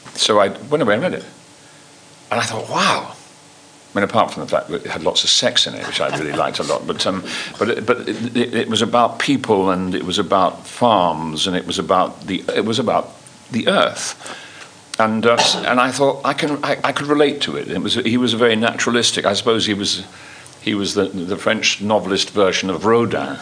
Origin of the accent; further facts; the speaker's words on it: London, United Kingdom; accent: London; I, I, was brought up on a council estate in in North London, Kilburn